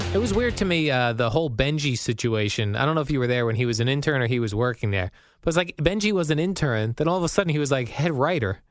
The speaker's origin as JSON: {"language": "English", "region": "New Jersey", "country": "United States", "tie": "born or raised there", "said": "living in Jersey and growing up in Jersey"}